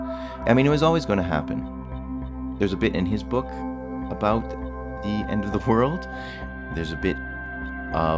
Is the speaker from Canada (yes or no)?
yes; Western Canada, Canada; I'm from Western Canada. That's what my people